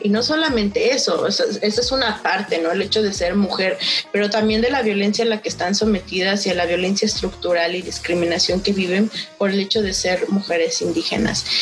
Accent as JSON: {"language": "Spanish", "region": "Mexico City", "country": "Mexico", "tie": "born or raised there", "first_language": "Nahuatl", "moved": "yes", "lives_now": "Monterrey, Mexico", "said": "mis papás cuando yo llegué a, la Ciudad de México eh, me decían que pues ya ahí ya no hablara en náhuatl. Tenía seis años"}